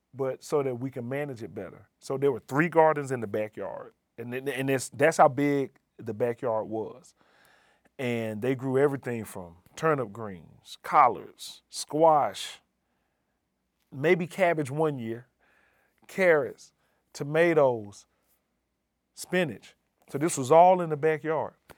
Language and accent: English; Birmingham, Alabama, United States; moved away as an adult; also born or lived in Montana; now in New Haven, United States; I come from Birmingham, Alabama. that is home, or that's my origin. Uh, growing up there